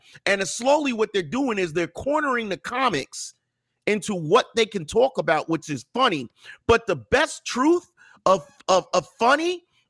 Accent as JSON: {"language": "English", "town": "Scotch Plains", "region": "New Jersey", "country": "United States", "tie": "born or raised there", "also_born_or_lived": "Minnesota", "moved": "as an adult", "said": "Born and raised in Scotch Plains, New Jersey. Class of 91, Scotch Plains Fanwood High School."}